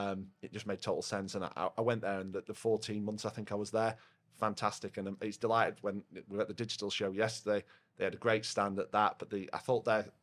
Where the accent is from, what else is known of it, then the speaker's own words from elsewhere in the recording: Yorkshire and the Humber, United Kingdom; I'm quite loud. I'm a Yorkshireman. Yeah. I say what I see.